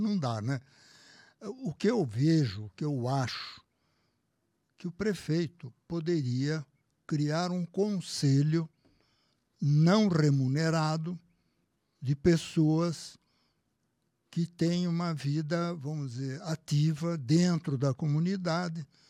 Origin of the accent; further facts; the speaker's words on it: Brazil; que sou brasileiro